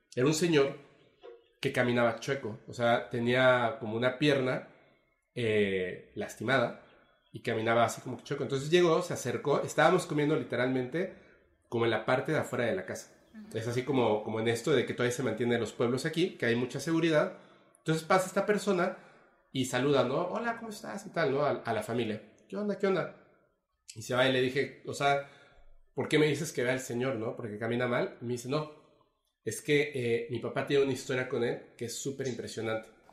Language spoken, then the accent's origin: Spanish; Mexico City, Mexico; now in Mérida, Mexico; yo soy de la Ciudad de México, pero vivo aquí en Mérida